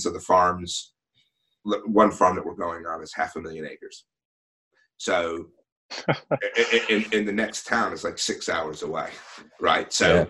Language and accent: English; next to New York City, Connecticut, United States; now in Australia; where I grew up, it's right next to New York City.